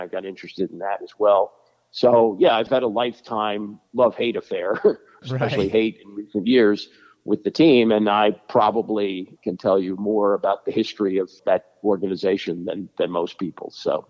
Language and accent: English; Washington, District of Columbia, United States; Oh, well, yeah, I grew up in Washington. And, you know, when I was a kid, the Washington Senators left town when I was 13 years old.